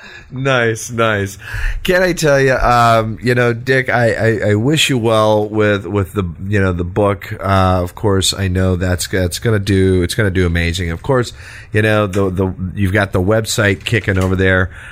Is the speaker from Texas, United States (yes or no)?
yes; Texas, United States; accent: Texas; my Texas accent